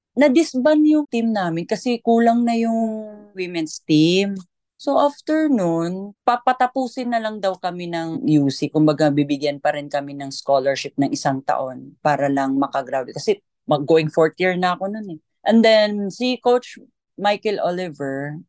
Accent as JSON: {"language": "Tagalog", "town": "Argao", "region": "Central Visayas", "country": "Philippines", "tie": "born or raised there", "said": "Sa hometown ko, sa Argao, Cebu"}